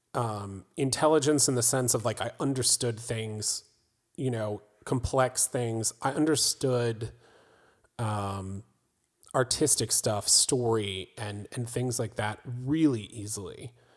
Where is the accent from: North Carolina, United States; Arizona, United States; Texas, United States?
North Carolina, United States; Raleigh; I was born on the East Coast in Raleigh, North Carolina.